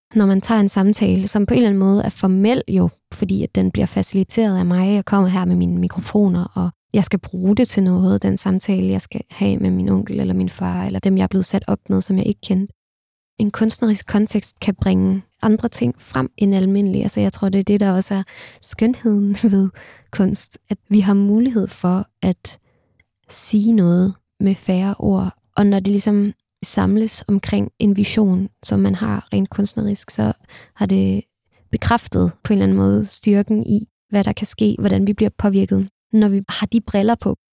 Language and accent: Danish; Denmark; also born or lived in Istanbul, Turkey; her hjemme i Danmark